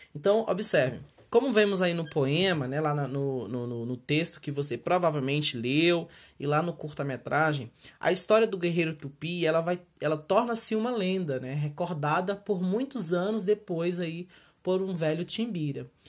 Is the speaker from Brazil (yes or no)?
yes; Brazil